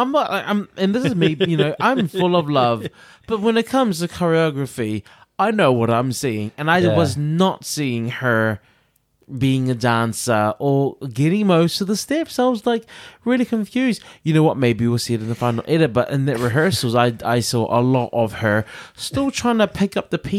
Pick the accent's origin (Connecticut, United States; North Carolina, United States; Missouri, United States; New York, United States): New York, United States; I'm from New York, bitch. I'm from New York.